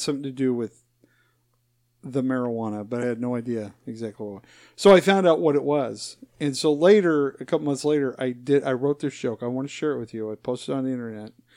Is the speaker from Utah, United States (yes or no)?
yes; Utah, United States; moved away; I was born, born and raised in Utah